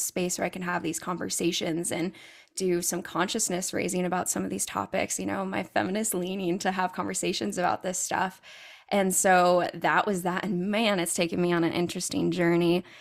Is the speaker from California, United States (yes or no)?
yes; California, United States; I'm originally from California